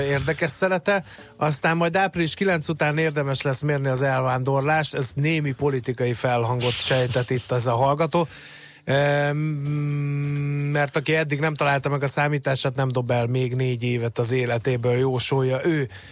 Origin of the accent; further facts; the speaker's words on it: Hungary; Magyarok vagyunk